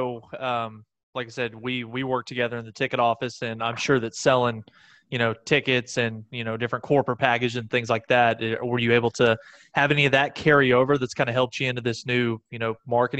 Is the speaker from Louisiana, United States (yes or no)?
no; Tyler, Texas, United States; moved away as an adult; also born or lived in Oklahoma; now in Norman, United States; I was born in Oklahoma, but was actually, I grew up and was raised in East Texas in the town called Tyler. So grew up there